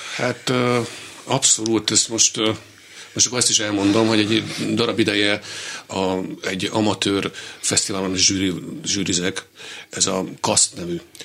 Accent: Hungary; also born or lived in Vienna / Berlin / Paris; magyar vagyok

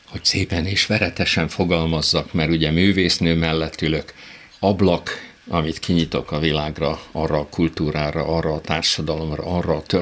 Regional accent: Hungary; born there; Szerencsém volt, olyan korban születtem, amikor már Magyarországon ugye oldódóban volt a régi kommunista önkényuralmi rendszer

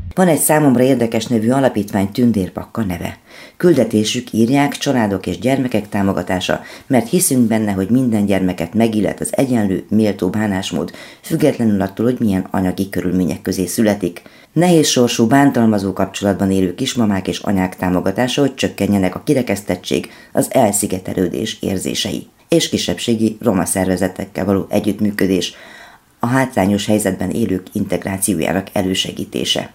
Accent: Cluj-Napoca, Cluj County, Romania; moved away as an adult; now in Hungary; amikor legutóbb jártam a szülővárosomban

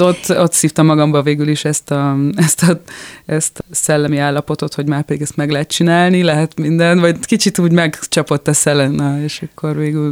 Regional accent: Budapest, Hungary; moved away as an adult; now in France; én a nyolcadik keletben nőttem fel egy ilyen nagyon békés, eh, a művésztelepen

